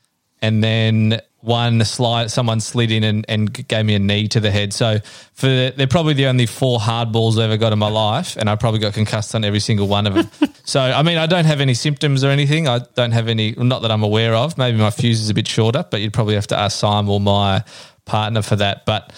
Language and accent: English; northeast Victoria, Australia; So I'm from northeast Victoria.